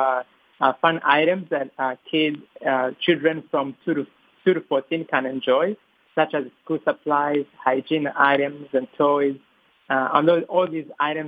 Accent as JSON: {"language": "English", "country": "Rwanda", "said": "I'm originally from Rwanda, East Africa"}